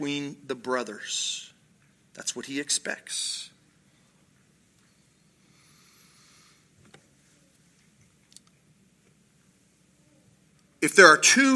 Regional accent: Paris, Ohio, United States; I grew up in Paris, Ohio

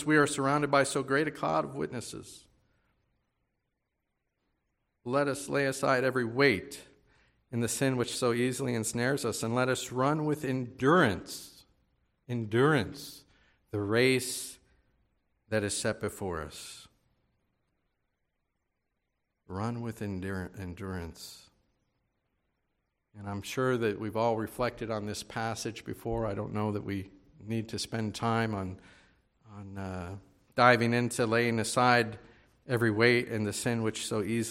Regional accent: Baltimore, Maryland, United States; moved away as an adult; also born or lived in Winnipeg, Canada / northern Minnesota; I grew up here in Baltimore, the Baltimore area

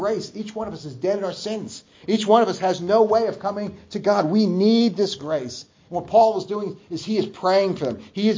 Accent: New Jersey, United States; moved away; growing up in New Jersey

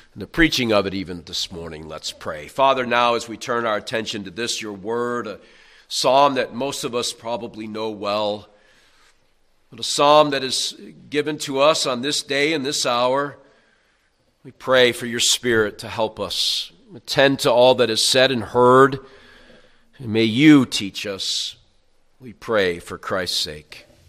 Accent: New York, United States; I'm from New York

